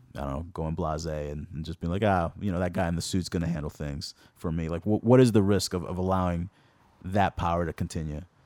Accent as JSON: {"language": "English", "town": "Lynn", "region": "Massachusetts", "country": "United States", "tie": "born or raised there", "said": "when I was growing up in Lynn, I felt like, um, Lynn was more of an older type of kind of city"}